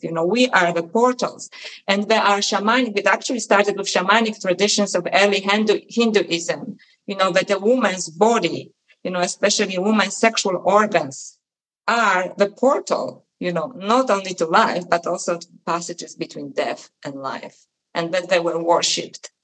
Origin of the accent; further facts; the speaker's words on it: Poland; moved away; when I was a little girl and I was growing up in Poland